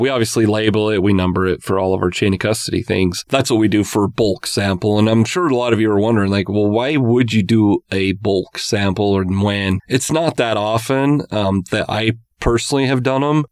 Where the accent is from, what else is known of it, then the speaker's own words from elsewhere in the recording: Utah, United States; growing up in Utah